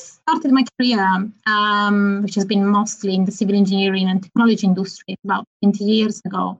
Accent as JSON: {"language": "English", "town": "Turin", "region": "Piedmont", "country": "Italy", "tie": "born or raised there", "moved": "as an adult", "lives_now": "London, United Kingdom", "said": "qualified in my hometown, Turin, northwest of the country."}